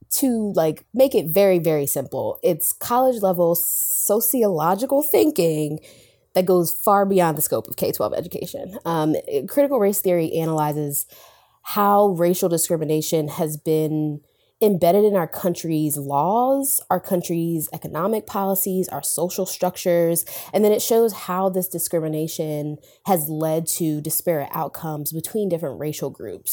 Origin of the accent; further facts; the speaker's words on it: Delaware, United States; moved away as an adult; also born or lived in Tallahassee, Florida; I'm from Delaware